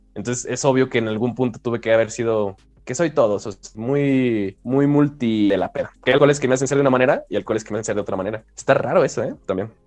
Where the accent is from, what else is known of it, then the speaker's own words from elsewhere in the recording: Mexico; yo siento que tengo que ser mexicano y como buen mexicano